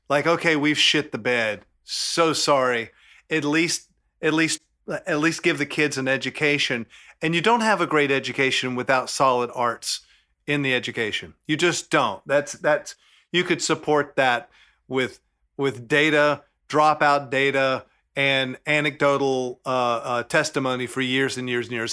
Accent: Southern, United States; accent: Southern; my Southern accent

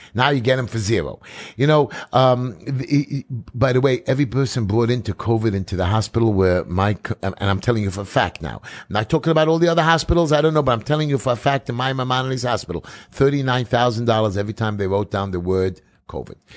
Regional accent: New York City, New York, United States; I'm from New York City

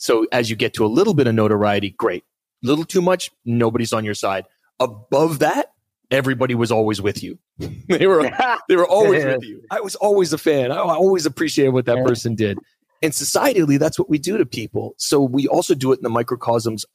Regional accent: Canada; also born or lived in Australia; now in Vancouver, Canada; as a Canadian

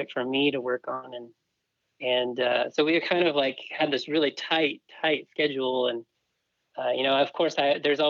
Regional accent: Southern California, United States; now in Utah, United States; I grew up in Southern California

